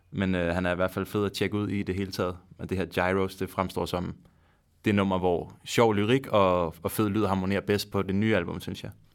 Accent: Denmark; så er det en sjov situation at være i som dansker, hvor man forstår svensk temmelig godt

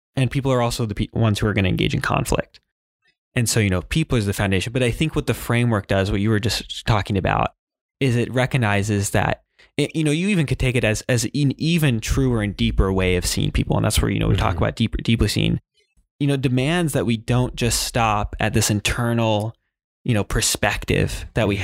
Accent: Hawaii, United States; moved away as an adult; now in Salem, United States; I grew up in Hawaii.

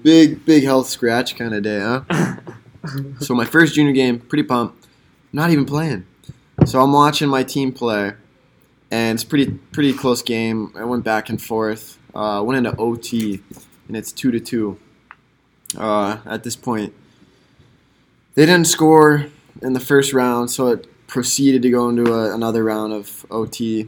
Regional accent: Utah, United States; I'm from Utah

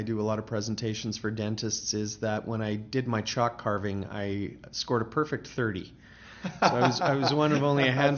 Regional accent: British Columbia, Canada; moved away as an adult; now in Calgary, Canada; I'm originally from British Columbia

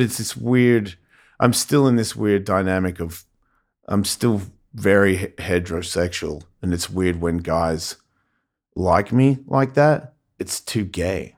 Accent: Melbourne, Victoria, Australia; Melbourne, Australia is where I grew up

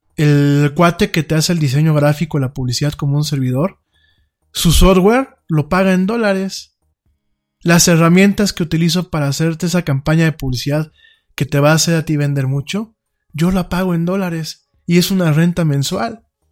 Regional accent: Mexico

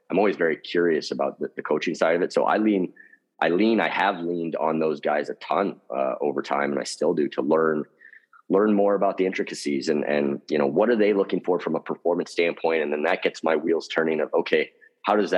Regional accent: Seattle, Washington, United States; I grew up in Seattle

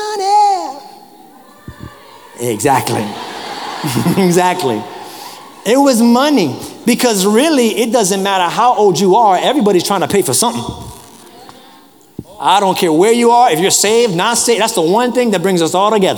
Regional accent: New York City, New York, United States; moved away; I grew up in New York. So, you know, I grew up in the public transportation system

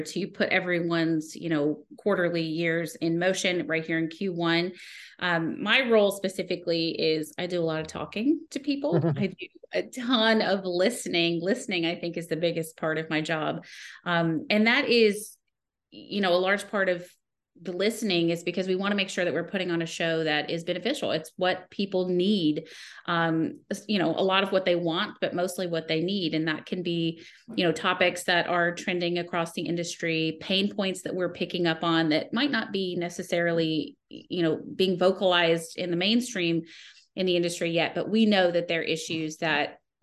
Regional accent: the South, United States; now in Connecticut, United States; I grew up in the South.

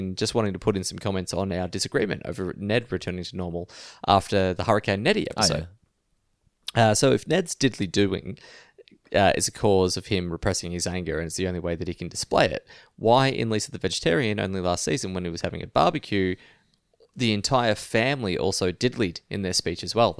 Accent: Canada; I'm Canadian, so we're a bit slow, eh?

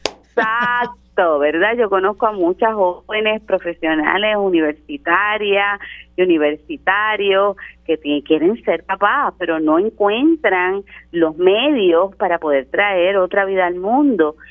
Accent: Puerto Rico; nuestra naturaleza como puertorriqueños

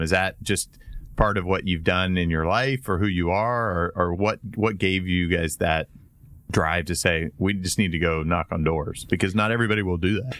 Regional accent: Indiana, United States; growing up in Indiana

